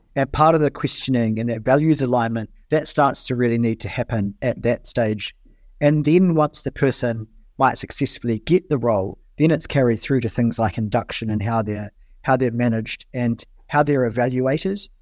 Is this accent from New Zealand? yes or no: yes; New Zealand; as a New Zealander